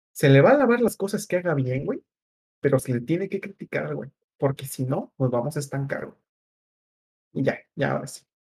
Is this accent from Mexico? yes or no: yes; Mexico